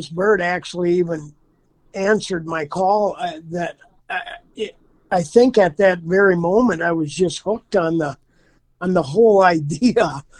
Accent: Durand, Wisconsin, United States; also born or lived in Hawaii; I'm in Durand, Wisconsin. I live about 10 miles from there now. I've actually been in the area all my life. I was in the 70s. I lived in Hawaii for a period of time. I was a commercial fisherman there and then moved back home shortly after.

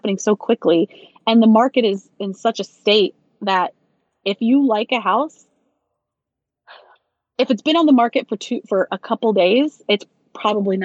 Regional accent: Loganville, Georgia, United States; moved away; I grew up in Loganville

